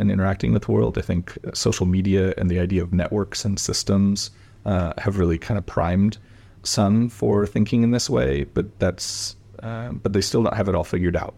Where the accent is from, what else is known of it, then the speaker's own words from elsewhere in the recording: Portland, Oregon, United States; I grew up in Portland, Oregon